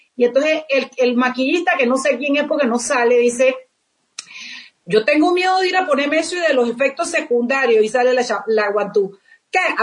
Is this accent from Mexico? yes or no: no; Chiriquí, Panama; yo soy orgullosamente panameña